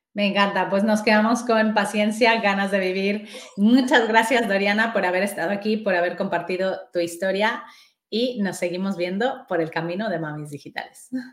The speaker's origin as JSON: {"language": "Spanish", "country": "Mexico", "moved": "as an adult", "lives_now": "Spain", "said": "yo soy mexicana"}